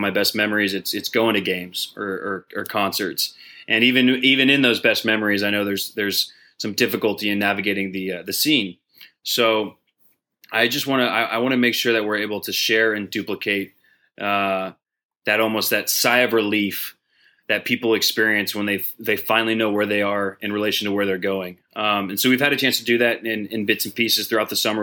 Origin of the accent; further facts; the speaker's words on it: Dallas, Texas, United States; Dallas, my hometown